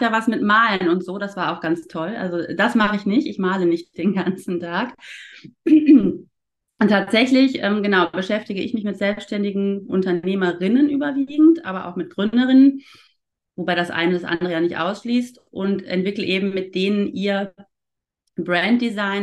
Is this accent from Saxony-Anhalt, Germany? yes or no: no; Ruhr area, North Rhine-Westphalia, Germany; now in Cologne, Germany; Ich bin ja keine richtige Kölnerin. Ich komme ja eigentlich aus dem Ruhrpott gebürtig